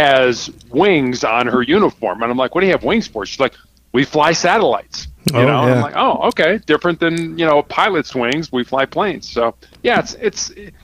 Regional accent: Chicago, Illinois, United States; I was born and raised in Chicago, Illinois

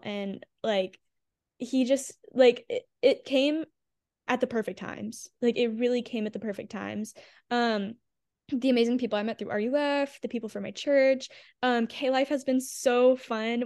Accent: Houma, Louisiana, United States; moved away as an adult; also born or lived in Baton Rouge, Louisiana; now in Nashville, United States; I grew up in Houma, Louisiana

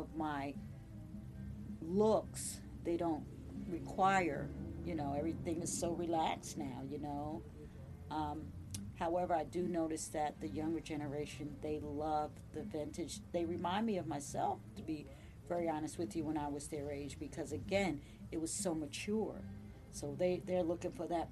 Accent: New Jersey, United States; moved away as an adult; now in Virginia, United States; Born and raised in New Jersey, so I grew up in New Jersey. I've been here since 1993.

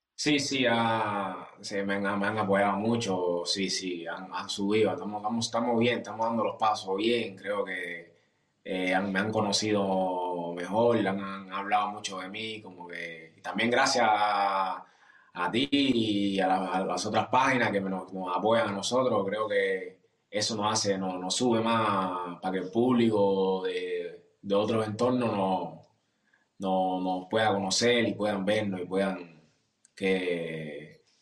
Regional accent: Cuba; now in Germany; como cubanos

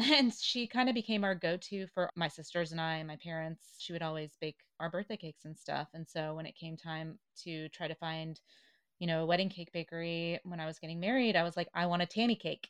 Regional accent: the South, United States; Growing up in the South, I went to the University of Tennessee

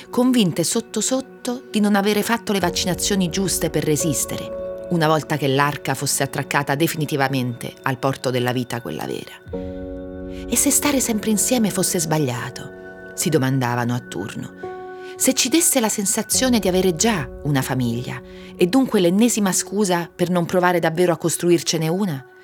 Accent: Campobasso, Molise, Italy; moved away as an adult; also born or lived in Perugia; now in Rome, Italy; Sono nata a Campobasso

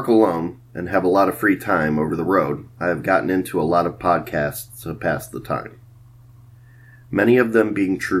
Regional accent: Cleveland, Ohio, United States; now in Columbus, United States; I was born in Cleveland, Ohio. I currently reside in Columbus, Ohio

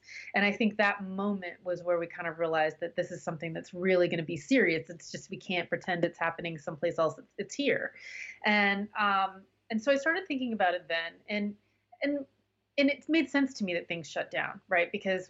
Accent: Virginia, Nebraska, United States; I grew up in Virginia, Nebraska

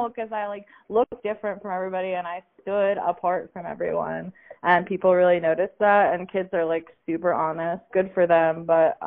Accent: Pittsburgh, Pennsylvania, United States; moved away as an adult; now in New Mexico, United States; I'm from Pittsburgh, Pennsylvania. And I lived there until I was 23.

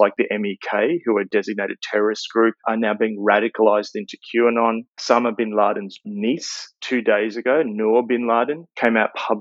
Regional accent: Australia; As an Australian

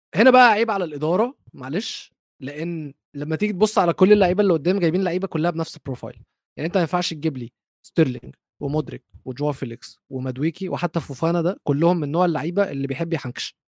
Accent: Egypt; انا مصري

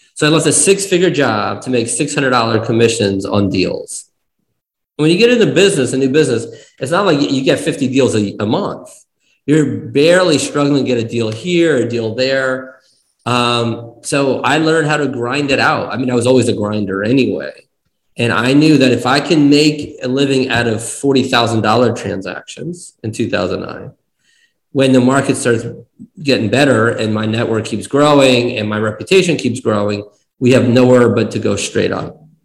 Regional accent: East Coast, United States; born or raised there; moved away as an adult; also born or lived in Kyiv, Ukraine / New Jersey / Nevada; now in Arizona, United States

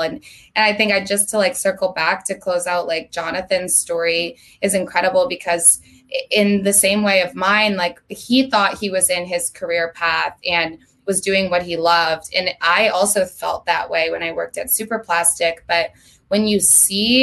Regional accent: Vermont, United States; moved away as an adult; now in Los Angeles, United States; I'm from Vermont. I don't know if we touched on that, but I lived in Vermont my entire life up until 3 months ago when I moved to LA on April 1st.

